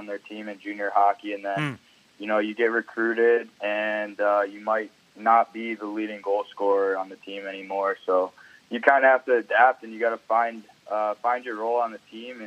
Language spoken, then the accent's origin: English; Niagara Falls, New York, United States; I grew up in Niagara